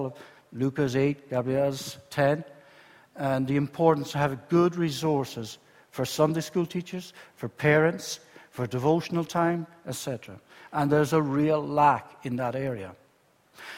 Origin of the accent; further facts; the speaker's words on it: Ireland; moved away as an adult; now in Spain; I'm Southern Irish, and you know I work in Spain